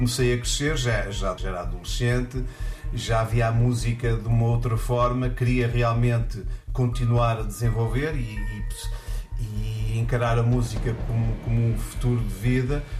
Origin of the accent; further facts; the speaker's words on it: Porto, Norte, Portugal; eu sou natural do Porto, lá da, da, da onde eu morava